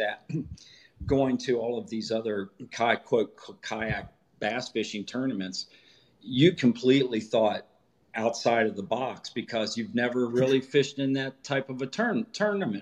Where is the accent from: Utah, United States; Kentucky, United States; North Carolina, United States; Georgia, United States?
Kentucky, United States; now in Milford, United States; I grew up in Ewing County, Kentucky